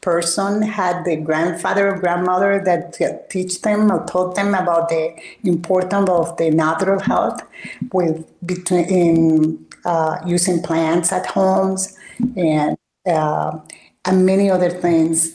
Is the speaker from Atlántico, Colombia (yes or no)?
yes; Barranquilla, Atlántico, Colombia; moved away; also born or lived in El Copey, Cesar, Colombia; I was raised in Barranquilla, which is right there uh, on the coast of the Caribbean.